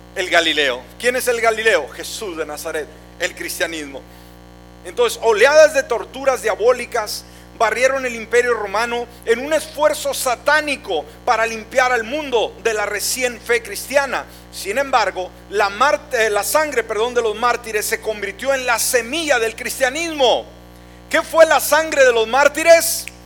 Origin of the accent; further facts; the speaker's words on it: Mexico; en nuestro México, hablando por mi país